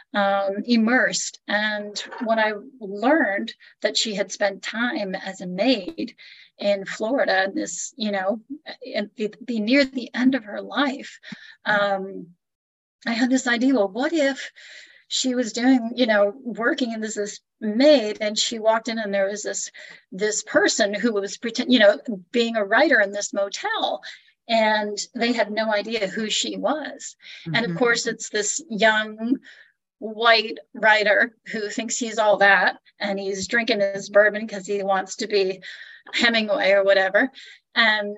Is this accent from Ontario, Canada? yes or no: yes; Niagara Falls, Ontario, Canada; now in Orange, United States; I'm Canadian, and I would say it's interesting growing up in Canada